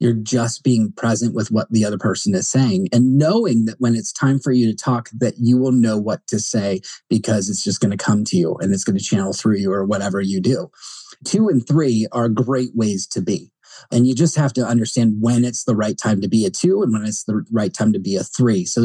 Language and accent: English; New Jersey, United States; Sorry, New Yorkers, but I'm from Jersey, a close cousin.